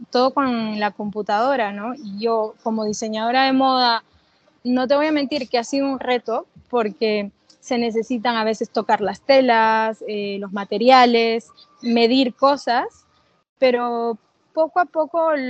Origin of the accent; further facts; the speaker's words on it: Peru; porque justamente se extraña, extraño casa, ¿no? Extraño Perú